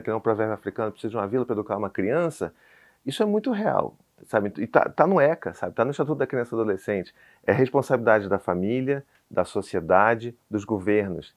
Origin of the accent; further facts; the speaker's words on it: Rio de Janeiro, Brazil; sou do Rio, sou calorento